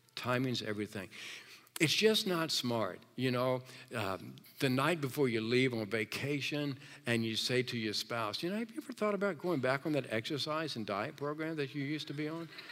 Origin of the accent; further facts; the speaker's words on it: Virginia, United States; moved away; I'm from Virginia